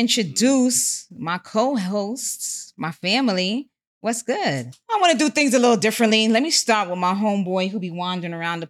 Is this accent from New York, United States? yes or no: yes; New York City, New York, United States; It's your girl … You know I hail from Co-op City, Section 5.